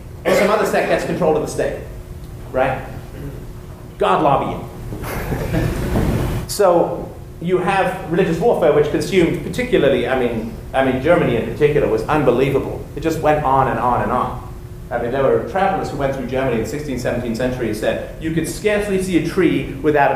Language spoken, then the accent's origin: English; England, United Kingdom; moved away; I was growing up in England, we had three television stations, BBC One, BBC Two, and ITV